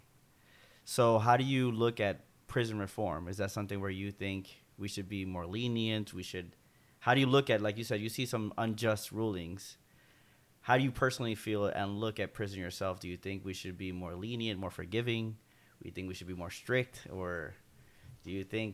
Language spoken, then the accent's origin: English; United States; also born or lived in Florida; Being an American